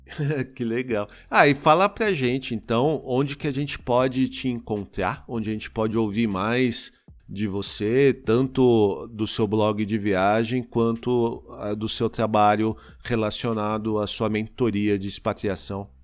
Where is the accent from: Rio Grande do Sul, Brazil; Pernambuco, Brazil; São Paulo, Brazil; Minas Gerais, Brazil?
São Paulo, Brazil; Osasco; eu falo que eu sou de São Paulo, mas na verdade eu sou da Grande São Paulo, né? Eu, eu sou de Osasco